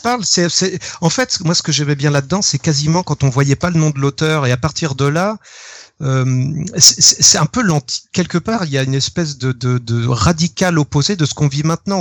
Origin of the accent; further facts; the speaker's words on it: Rennes, Brittany, France; j'ai grandi à Rennes